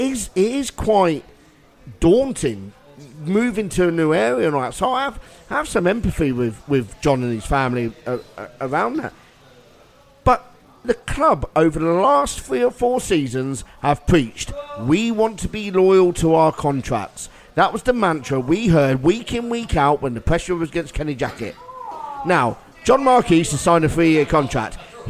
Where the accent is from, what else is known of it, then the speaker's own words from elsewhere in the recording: Hayling Island, South East England, United Kingdom; also born or lived in Portsmouth; being a Pompey boy, yes, I joined the army to get away from Portsmouth and where I grew up on Hayling.